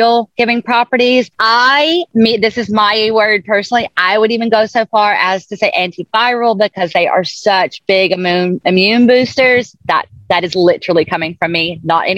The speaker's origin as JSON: {"language": "English", "region": "the South", "country": "United States", "tie": "born or raised there", "also_born_or_lived": "islands", "moved": "yes", "said": "I'm from the South. I was raised in the South, and then I've lived on islands pretty much all over the ocean"}